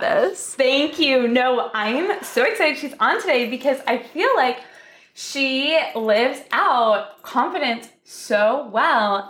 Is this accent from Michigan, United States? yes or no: yes; Michigan, United States; moved away as an adult; now in California, United States; we're both from Michigan